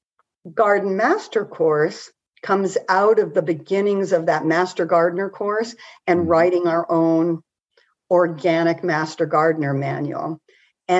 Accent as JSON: {"language": "English", "region": "Montana", "country": "United States", "tie": "born or raised there", "said": "I grew up in Montana"}